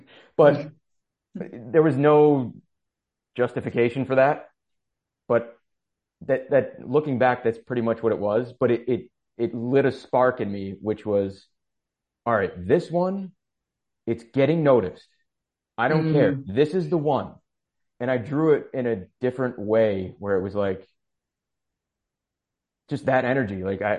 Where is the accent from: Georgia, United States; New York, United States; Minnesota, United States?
New York, United States; Upstate New York.